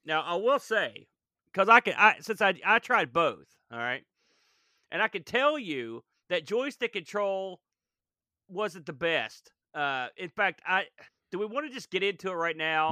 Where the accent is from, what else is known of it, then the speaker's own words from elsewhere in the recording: United States; I guess I'm an American